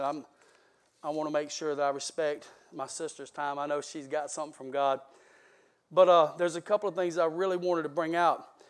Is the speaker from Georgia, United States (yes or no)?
yes; South Georgia, United States; I am from South Georgia